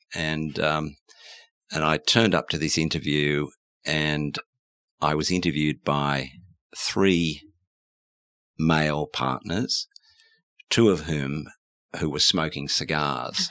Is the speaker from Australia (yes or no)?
yes; Australia; as an Australian